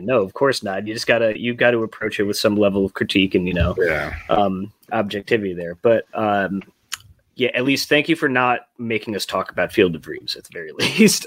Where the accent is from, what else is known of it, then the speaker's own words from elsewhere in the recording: Chicago, Illinois, United States; also born or lived in Providence, Rhode Island; I moved back home to Chicago from Providence, Rhode Island last year